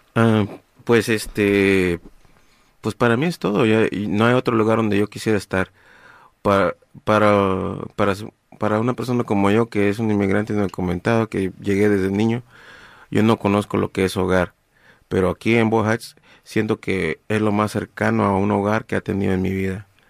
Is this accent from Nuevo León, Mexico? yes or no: no; Guerrero, Mexico; now in Los Angeles, United States; yo, yo soy de Guerrero